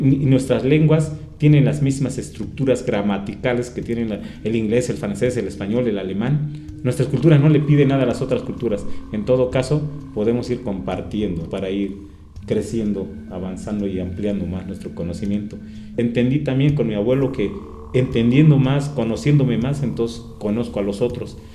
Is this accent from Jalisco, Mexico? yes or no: no; Toluca, State of Mexico, Mexico; soy de San Pablo Autopan, Toluca, Estado de México